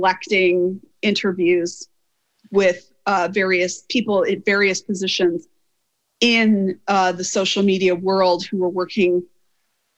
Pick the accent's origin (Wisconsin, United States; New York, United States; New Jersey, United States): Wisconsin, United States; I'm from Wisconsin